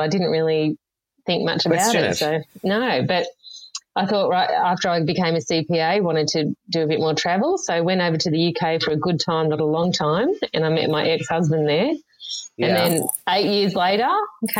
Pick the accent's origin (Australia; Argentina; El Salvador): Australia; Yarra Valley, Victoria; I grew up in the Yarra Valley in Victoria